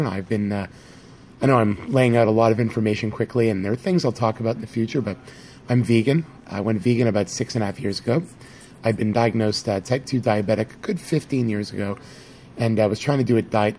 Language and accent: English; Canada; I'm from Canada. I live in Toronto